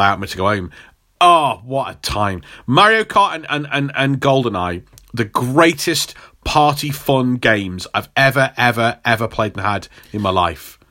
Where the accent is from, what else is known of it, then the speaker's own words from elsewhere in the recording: England, United Kingdom; as an English person